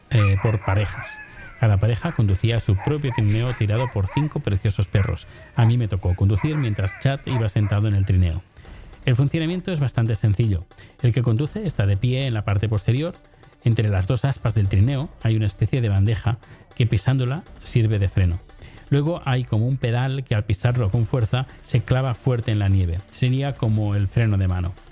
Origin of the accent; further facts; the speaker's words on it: Spain; Yo digo que sí, que soy español, que hablo español.